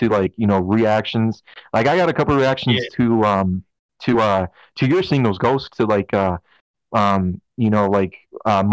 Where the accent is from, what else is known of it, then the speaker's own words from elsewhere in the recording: Colorado Springs, Colorado, United States; I'm from Colorado Springs